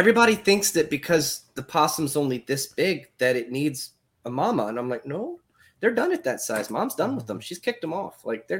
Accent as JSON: {"language": "English", "region": "Alabama", "country": "United States", "said": "my mom is from Alabama. And so I have this weird, people are like, where are you from? I'm like, Alabama."}